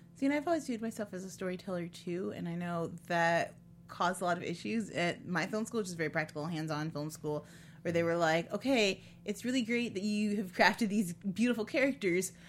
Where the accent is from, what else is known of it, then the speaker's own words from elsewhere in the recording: Ottawa, Illinois, United States; also born or lived in Chicago area, Illinois; I was born just outside of Chicago, but when mm-hmm. I was five, we moved to Ottawa, Illinois